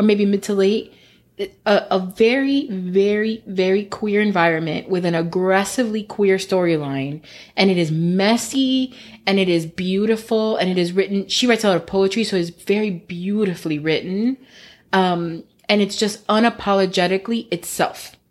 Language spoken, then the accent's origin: English; United States; I was born here.